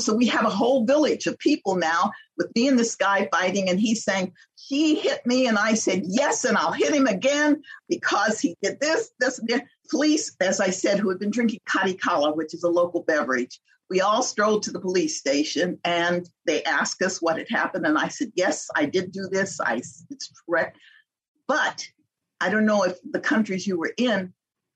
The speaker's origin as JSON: {"language": "English", "country": "United States", "said": "I'm an American"}